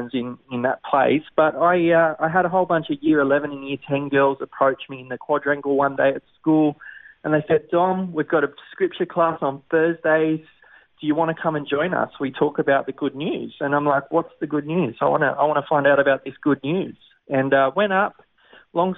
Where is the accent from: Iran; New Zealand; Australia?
Australia; Sydney, New South Wales; Born and raised in the Sutherland Shire